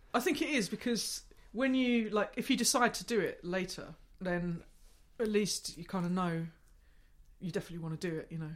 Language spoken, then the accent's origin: English; Gravesend, South East England, United Kingdom; I grew up in Gravesend, so it's like twenty miles